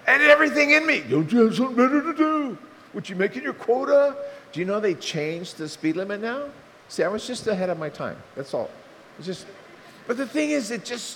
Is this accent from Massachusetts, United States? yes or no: no; Bowie, Maryland, United States; born or raised there